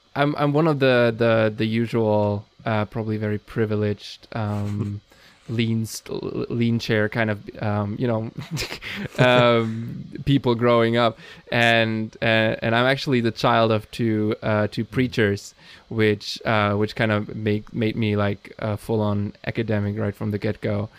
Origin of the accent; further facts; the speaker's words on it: Germany; I'm from Germany